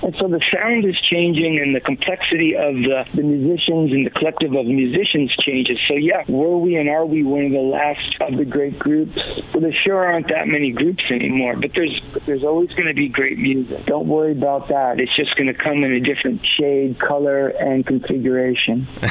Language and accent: English; New York City, New York, United States; now in California, United States; being a little boy growing up in Queens, Flushing, Queens